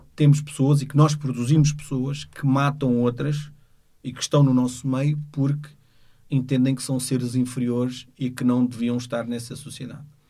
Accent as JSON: {"language": "Portuguese", "country": "Portugal", "tie": "born or raised there", "said": "nasci em Portugal, sou filho de, de, de, de africanos"}